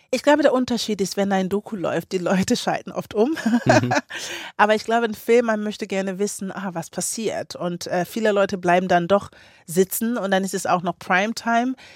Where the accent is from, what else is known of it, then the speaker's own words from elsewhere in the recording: Kiel, Schleswig-Holstein, Germany; also born or lived in Ghana; Kiel, ja, meine Heimat.